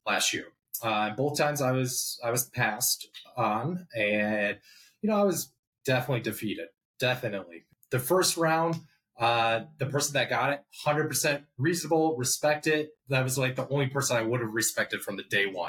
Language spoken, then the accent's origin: English; Chicago, Illinois, United States; also born or lived in Scottsdale, Arizona; now in New Jersey, United States; I grew up in Chicago